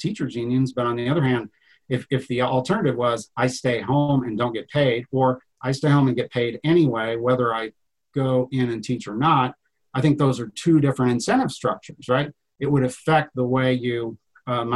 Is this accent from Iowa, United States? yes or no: yes; Iowa, United States; I grew up here on the Iowa side. I live on the farm where I grew up